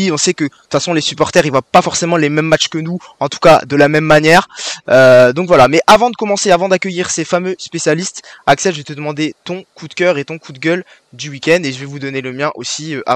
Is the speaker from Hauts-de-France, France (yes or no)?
yes; Lille, Hauts-de-France, France; Mon coup de gueule, du coup, bah, en tant que Lillois, je vais parler quand même